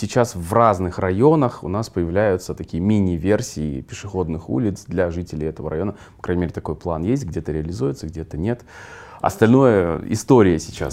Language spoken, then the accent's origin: Russian; Kyzylorda, Kyzylorda Region, Kazakhstan; moved away; Я вырос э, в Казларде, тоже в микрорайонах, в нескольких мы жили.